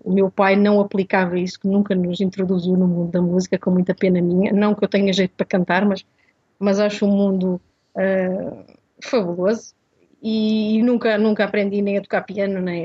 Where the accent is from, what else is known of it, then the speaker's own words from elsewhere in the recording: Portugal; also born or lived in Mozambique; eu nasci em Moçambique e vim para Portugal com 10 anos